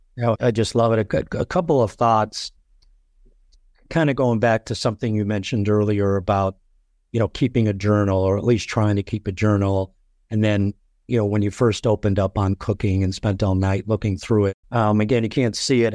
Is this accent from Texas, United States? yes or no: no; Chicago, Illinois, United States; moved away; also born or lived in Colorado; I was born in Chicago